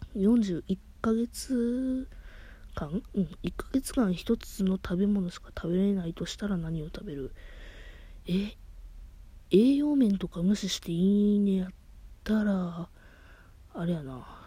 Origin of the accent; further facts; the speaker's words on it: Kansai, Japan; 関西人なんで